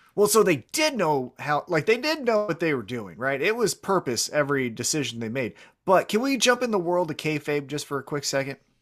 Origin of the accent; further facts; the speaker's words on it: Kansas City, United States; I'm from Kansas City